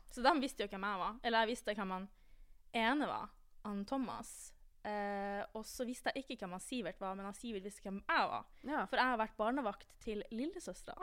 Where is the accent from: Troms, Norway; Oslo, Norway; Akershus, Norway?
Troms, Norway; Tromsø; moved away as an adult; now in Trondheim, Norway; jeg er fra Tromsø